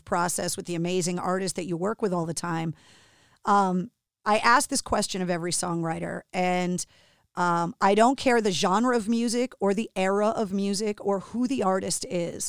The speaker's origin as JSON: {"language": "English", "town": "Boston", "region": "Massachusetts", "country": "United States", "tie": "born or raised there", "said": "being born and raised in Boston"}